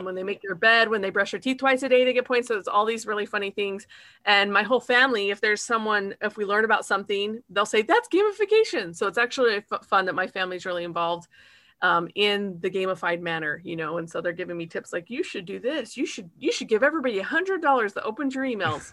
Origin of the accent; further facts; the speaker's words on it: Utah, United States; now in Kentucky, United States; I live in Kentucky and I'm from Utah